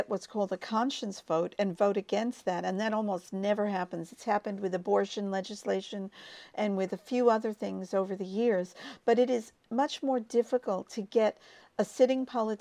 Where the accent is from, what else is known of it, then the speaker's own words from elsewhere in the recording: United States; moved away as an adult; I'm from the United States, obviously, and I lived there until I was 30